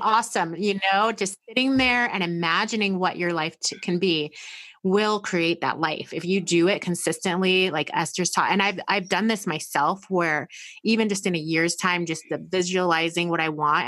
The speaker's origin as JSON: {"language": "English", "country": "United States", "said": "us as American women"}